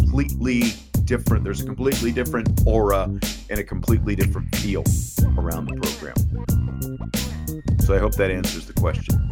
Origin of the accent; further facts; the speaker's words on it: Kansas, United States; moved away as an adult; I grew up not in this area back in the days of the superstation when we could watch the Cubs on WGN, you know, in Kansas